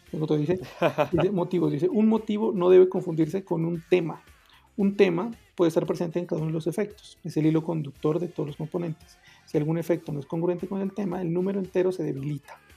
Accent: Pasto, Nariño, Colombia; que yo jodo con que yo soy de Pasto. Para los que no saben y no están escuchando, Pasto es la ciudad donde están las personas más inteligentes de Colombia.

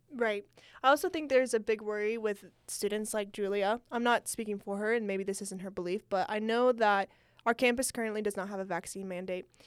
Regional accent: California, United States; moved away; I'm from California. Um, that's where most of my family lives

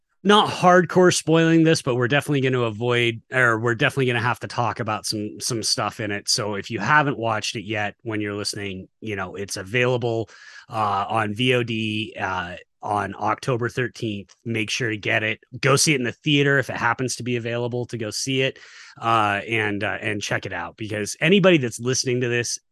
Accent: United States; I'm American

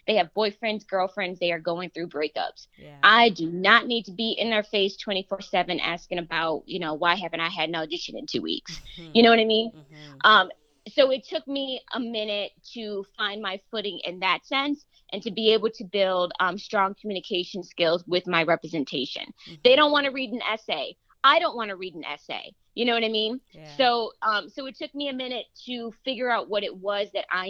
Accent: Western New York, United States; moved away as an adult; now in Los Angeles, United States; It's a gorgeous city, and it's always going to be home for me

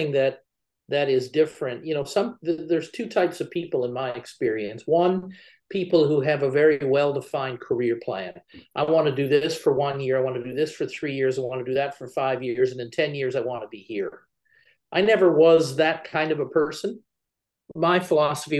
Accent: Canada; I was originally from Canada and I was living in Canada at the time.

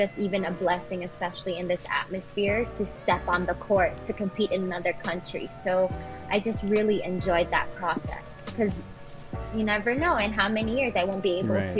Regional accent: Philippines; As Filipino athletes, we have to show how resilient we are, how tough we are

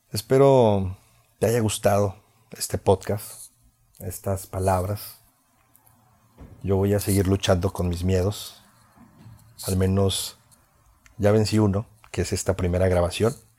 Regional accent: Veracruz, Mexico; fui locutor de radio durante ocho años en mi ciudad natal, que está dentro del estado de Veracruz.

